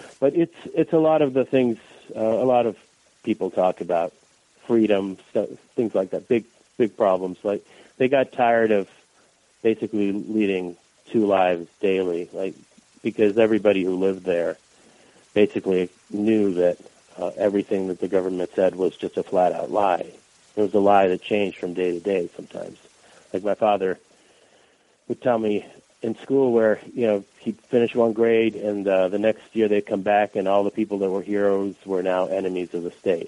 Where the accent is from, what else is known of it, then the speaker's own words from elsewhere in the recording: Boston, Massachusetts, United States; first language Russian; English is a second language; moved away as an adult; also born or lived in Moscow, Russia; now in Chicago, United States; That's where we moved to from the Soviet Union when I was 7.